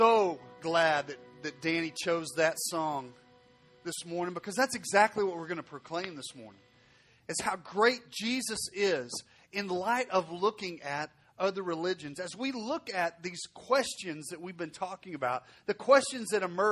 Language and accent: English; Arkansas, United States; now in Fort Worth, United States; I'm from Arkansas, so I speak a little slower than most